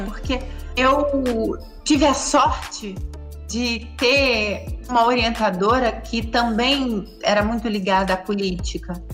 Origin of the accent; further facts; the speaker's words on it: Rio de Janeiro, Brazil; eu nasci no Engenho da Rainha, que é uma comunidade do subúrbio carioca